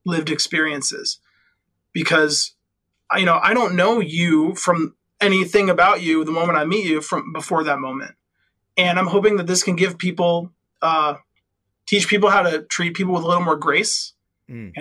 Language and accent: English; Midwest, United States; I'm from the Midwest